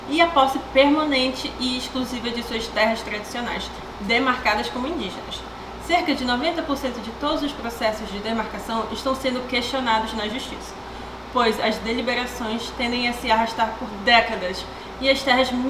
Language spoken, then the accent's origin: Portuguese; Amazonas, Brazil; moved away as an adult; now in Vancouver, Canada; Eu, como brasileira, nortista e amazonense